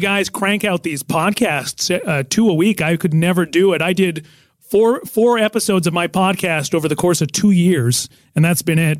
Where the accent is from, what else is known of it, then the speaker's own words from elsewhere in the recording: Nelson, British Columbia, Canada; now in United States; I'm in my hometown of Nelson, British Columbia